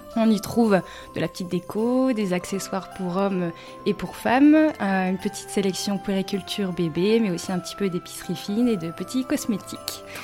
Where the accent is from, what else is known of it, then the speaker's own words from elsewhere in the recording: Lille, Hauts-de-France, France; also born or lived in Shanghai, China; Donc je suis lilloise de base.